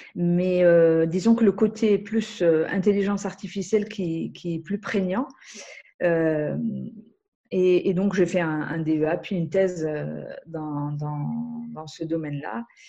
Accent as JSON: {"language": "French", "country": "Algeria", "moved": "yes", "said": "je viens d'Algérie"}